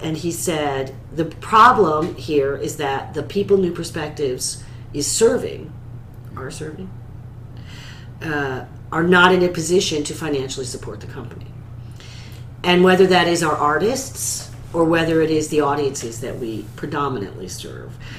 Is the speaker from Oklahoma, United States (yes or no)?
no; central New York, United States; starting my my theatrical career at the age of eight in a professional children's theater company in my hometown in central New York